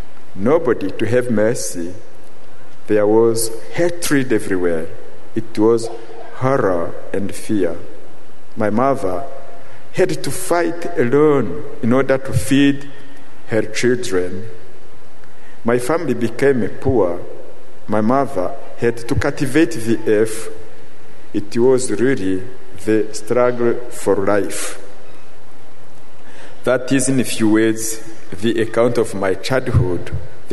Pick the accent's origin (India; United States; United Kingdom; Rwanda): Rwanda; I come from Rwanda, the country where occurred the last genocide. When I was a child, some nights I would go with my mother and hide in the bush